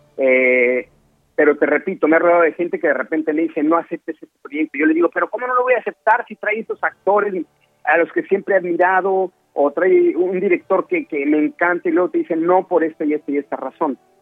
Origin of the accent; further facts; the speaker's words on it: Mexico; moved away as an adult; now in Los Angeles, United States; yo me salí de México hace siete años y medio